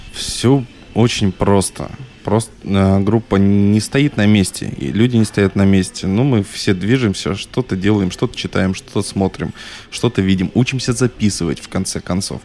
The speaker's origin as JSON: {"language": "Russian", "region": "Northern Kazakhstan", "country": "Kazakhstan", "tie": "born or raised there", "moved": "yes", "lives_now": "Chistopol, Russia", "said": "я все-таки человек а, пришлый, приезжий. Я родился в Северном Казахстане."}